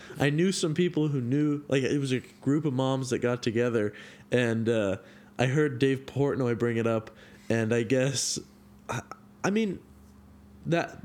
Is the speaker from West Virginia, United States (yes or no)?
no; Carmichael, California, United States; moved away as an adult; now in Chico, United States; I grew up in Sacramento in this place called Carmichael